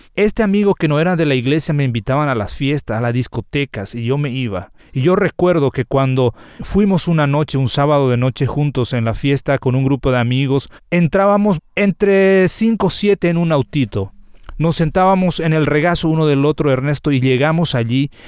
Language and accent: Spanish; Paraguayan Chaco, Paraguay; Particularmente nací y crecí eh, en el Chaco paraguayo